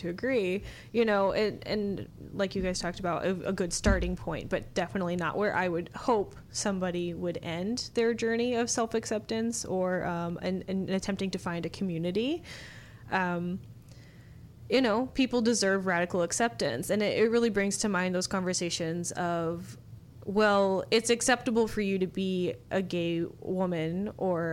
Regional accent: a smaller town in Indiana, United States; I am from a smaller town in Indiana that is very conservative and small

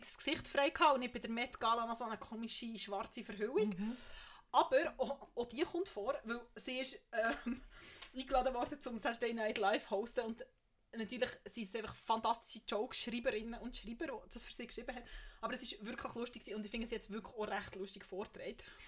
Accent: Bern, Switzerland; als Bernerin

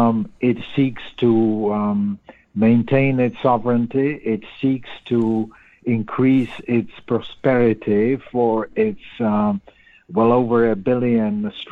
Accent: United States; But as an American

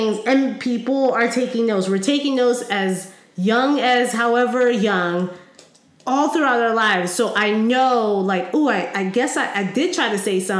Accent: Howard County, Maryland, United States; I grew up in Howard County.

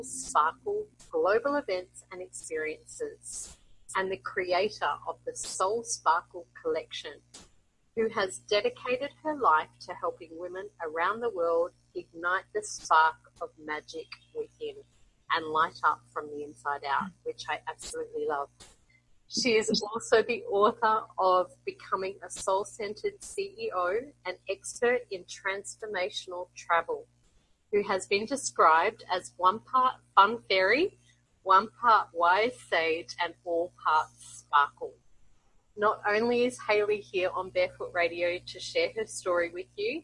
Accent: Brisbane, Queensland, Australia; now in Colombia; I am originally from Brisbane, Australia, and currently living in South America, in Colombia

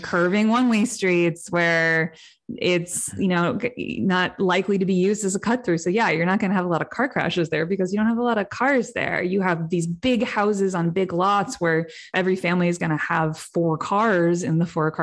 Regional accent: Cleveland, Ohio, United States; where I grew up in Cleveland

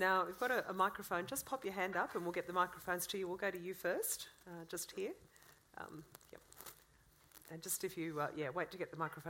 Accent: West Wyalong, New South Wales, Australia; I grew up near West Wyalong

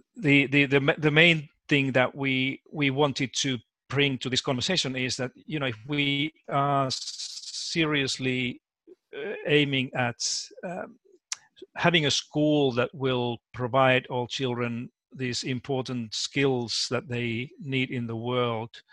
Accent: Finland; moved away as an adult; also born or lived in United States; now in Australia; I was born and raised in Finland

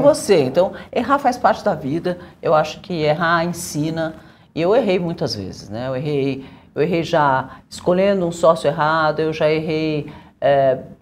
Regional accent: Brazil; eu sou brasileira

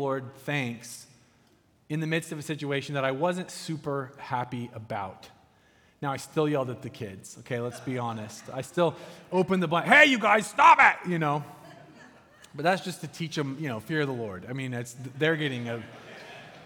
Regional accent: United States; I'm an American

